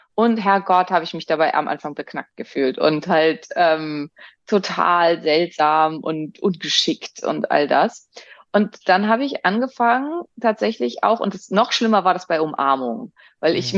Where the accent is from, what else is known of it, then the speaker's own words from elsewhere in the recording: Northern Germany, Germany; ich bin ja aus Norddeutschland.